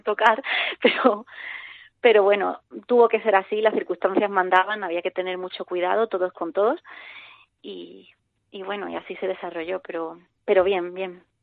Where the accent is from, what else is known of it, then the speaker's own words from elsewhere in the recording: Cádiz, Andalusia, Spain; now in Madrid, Spain; estoy en Madrid, pero soy de Cádiz